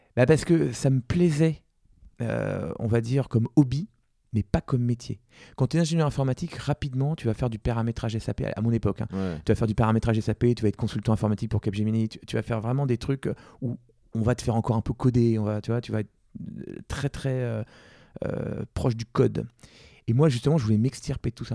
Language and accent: French; Versailles, Île-de-France, France; also born or lived in Compiègne; j'ai pu rentrer en SP plus proche de chez moi à Versailles